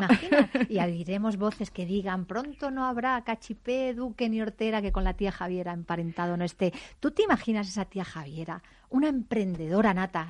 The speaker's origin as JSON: {"language": "Spanish", "town": "Madrid", "region": "Community of Madrid", "country": "Spain", "tie": "born or raised there", "said": "yo soy de Madrid, porque me crié en, las calles oscuras"}